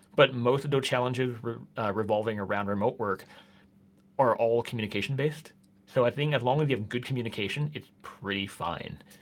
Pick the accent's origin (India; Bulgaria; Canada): Canada; moved away as an adult; now in Norway; I'm Canadian